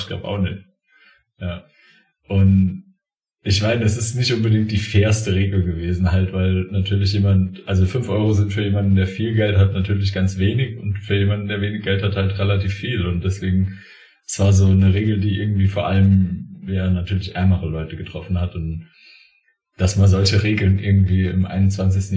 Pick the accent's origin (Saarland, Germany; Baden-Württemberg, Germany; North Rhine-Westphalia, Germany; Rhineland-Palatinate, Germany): Saarland, Germany; Bei uns im Saarland